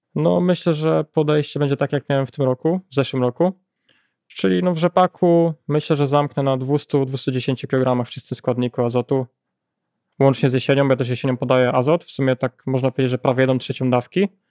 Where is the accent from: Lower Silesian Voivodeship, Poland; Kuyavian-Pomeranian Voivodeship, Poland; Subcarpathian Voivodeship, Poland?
Kuyavian-Pomeranian Voivodeship, Poland; Janowiec Wielkopolski; Ja jestem z rejonu Kasku Pomorskiego, powiat Żnin, gmina Janowiec dokładniej